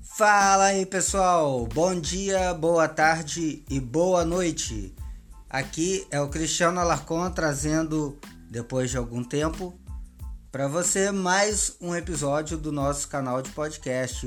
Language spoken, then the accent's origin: Portuguese; Minas Gerais, Brazil; now in Rio de Janeiro, Brazil; eu como mineiro